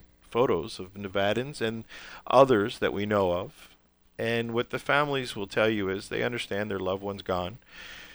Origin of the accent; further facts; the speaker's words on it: Baltimore, Maryland, United States; moved away; I come from Baltimore